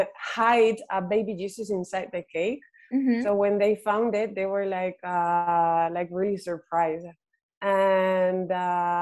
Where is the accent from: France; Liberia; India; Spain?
Spain; first language Spanish; English is a second language; also born or lived in Ireland / United States; it's my native language